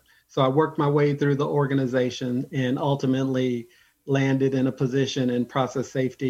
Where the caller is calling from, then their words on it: Ontario, California, United States; I'm calling in from Southern California, from the Inland Empire, the city called Ontario.